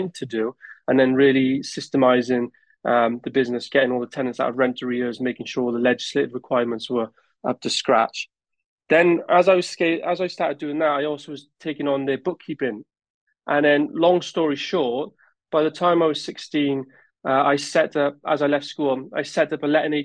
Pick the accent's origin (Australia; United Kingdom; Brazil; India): United Kingdom; Newport, Wales; I'm originally from Newport in South Wales. And growing up, I was fortunate that my parents were landlords